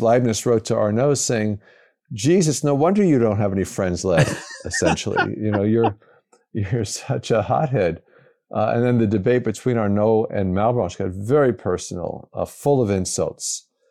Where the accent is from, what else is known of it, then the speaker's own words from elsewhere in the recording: New York City, New York, United States; moved away as an adult; also born or lived in St. Louis, Missouri; now in Madison, United States; I grew up in the New York area, New York City area